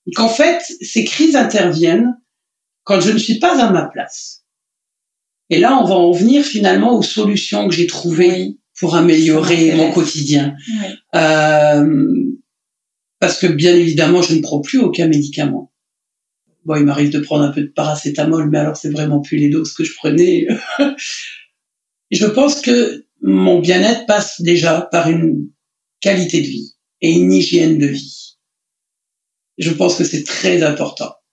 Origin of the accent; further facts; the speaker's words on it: Lorraine, Grand Est, France; moved away; en Lorraine, là-bas, dans, dans ma région natale.